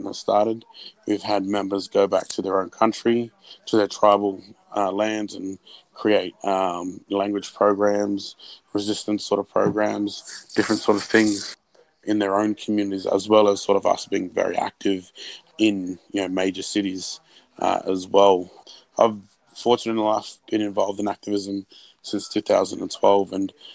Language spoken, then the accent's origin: English; Australia; also born or lived in Sydney, New South Wales / Brisbane, Queensland; I was born in Sydney, in Western Sydney, and also grew up on the south side of Brisbane.